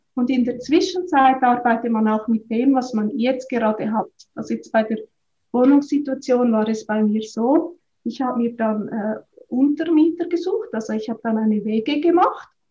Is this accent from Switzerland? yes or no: yes; Switzerland; moved away as an adult; also born or lived in Australia; ich bin ursprünglich aufgewachsen auf dem Land, auf einem Bauernhof